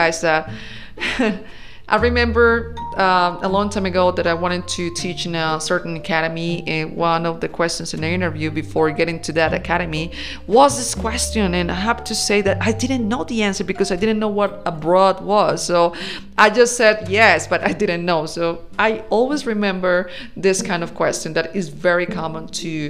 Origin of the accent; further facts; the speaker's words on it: Colombia; English is a second language; I am from Colombia, and we say, vamos para la fiesta